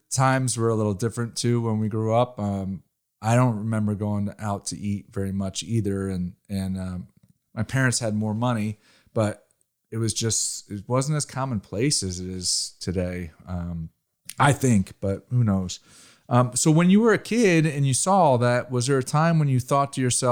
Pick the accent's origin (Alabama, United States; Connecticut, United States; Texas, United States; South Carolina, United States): Connecticut, United States; also born or lived in Rhode Island; I'm originally from Connecticut, so I'm pretty familiar with the East Coast. I went to the school, University of Rhode Island, and I grew up in Connecticut